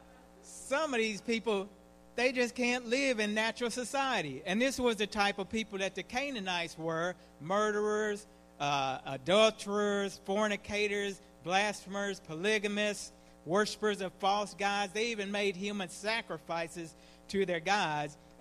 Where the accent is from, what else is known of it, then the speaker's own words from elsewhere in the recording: Leavenworth, Kansas, United States; I'm from Leavenworth, Kansas, prison city.